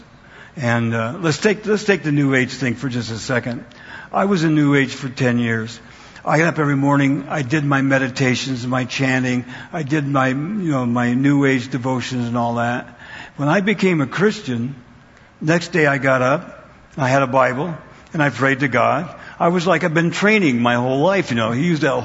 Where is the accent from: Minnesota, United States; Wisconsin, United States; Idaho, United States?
Idaho, United States; moved away; also born or lived in Wyoming County, Pennsylvania; I was born in Wyoming County, Pennsylvania, and then I grew up in Idaho.